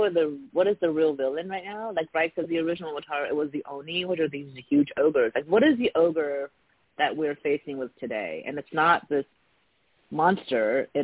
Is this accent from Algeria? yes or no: no; Taiwan; born there; There were cartoons I grew up watching, and I was born in Taiwan, and so there are cartoons in Taiwan that were essentially copies